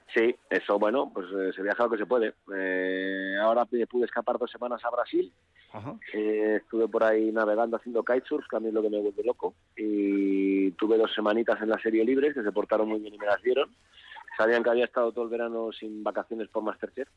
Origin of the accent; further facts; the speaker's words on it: Asturias, Spain; que somos los, los asturianos